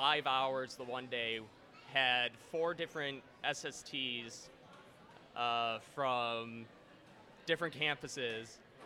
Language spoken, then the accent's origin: English; Buffalo, New York, United States; moved away as an adult; now in Florida, United States; Born and raised in Buffalo.